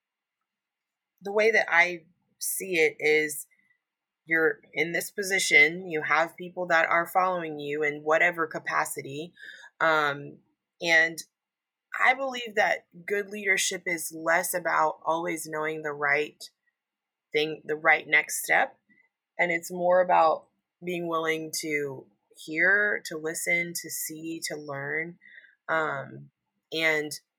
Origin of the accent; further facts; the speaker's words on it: Texas, United States; I'm from Texas